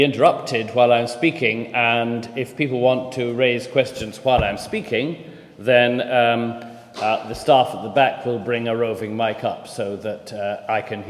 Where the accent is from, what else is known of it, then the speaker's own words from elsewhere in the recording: Scotland, United Kingdom; moved away; also born or lived in North East England; I am a Scotsman